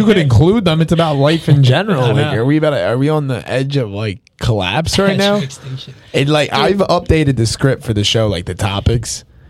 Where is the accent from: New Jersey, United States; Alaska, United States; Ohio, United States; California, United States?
New Jersey, United States; Burlington County; We're all from Burlington County in Jersey